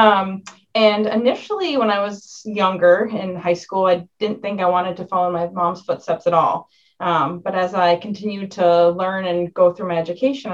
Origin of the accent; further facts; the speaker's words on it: Bennington, Vermont, United States; I grew up right here in Bennington, actually right down the street from the hospital.